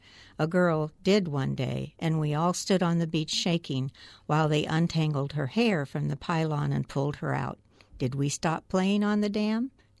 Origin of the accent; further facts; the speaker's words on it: Healdsburg, California, United States; I was raised in Healdsburg. I went to grammar school there, and we picked a lot of prunes.